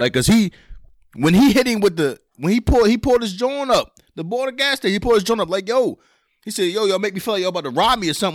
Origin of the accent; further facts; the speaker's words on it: Philadelphia, Pennsylvania, United States; we grew up in Philly